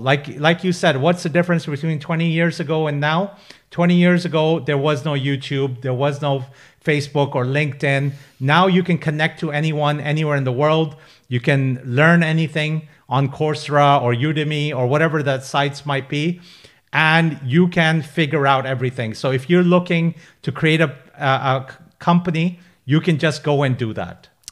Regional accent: Pakistan; now in United Kingdom; I'm a British Pakistani. I'm a first generation immigrant to the U K.

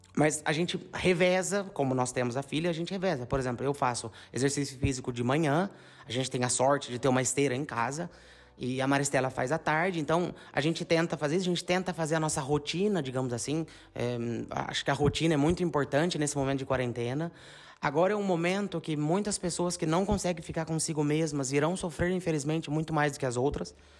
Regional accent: São João da Boa Vista, São Paulo, Brazil; moved away as an adult; now in Bagnolo Cremasco, Italy; como nós somos de São João, a gente tem muitos amigos na nossa rede de contatos de São João

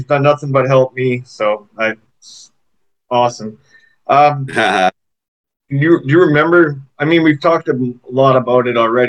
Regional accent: Canada; accent: Canadian; It's probably my Canadian accent.

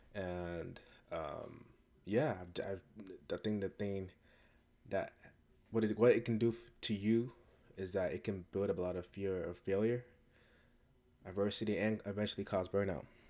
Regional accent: United States; even though I was born and raised in America, um, both my parents are from West Africa, Ghana

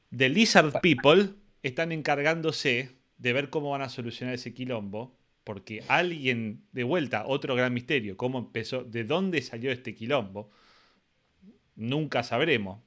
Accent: Argentina; soy argentino

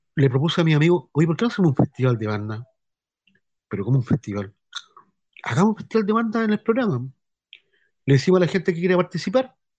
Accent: Concepción, Biobío, Chile; also born or lived in Brazil; Yo soy del sector de, de, de acá del centro, que es la remode-, remodelación Paiscaví, o re-, remodelación Eleuterio Ramírez

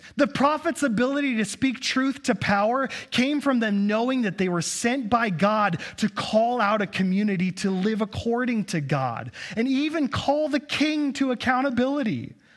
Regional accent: United States; As an American

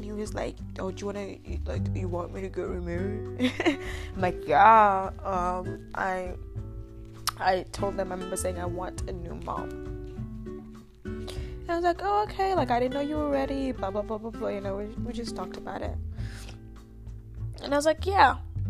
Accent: Uganda; accent: Ugandan; But my accent was different growing up. I had a Ugandan accent, but it wasn't as strong. Americans might think it was strong

